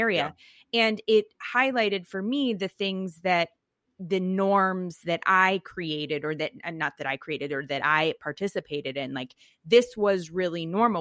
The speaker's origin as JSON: {"language": "English", "area": "Silicon Valley, Bay Area", "region": "California", "country": "United States", "tie": "born or raised there", "said": "I grew up in Silicon Valley"}